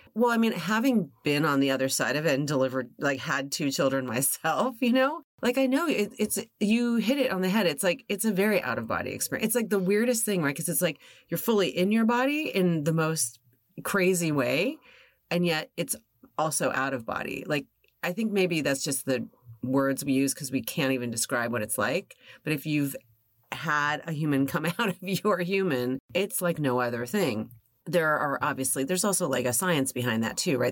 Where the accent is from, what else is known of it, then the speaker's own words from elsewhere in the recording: Los Angeles, California, United States; I was born and raised here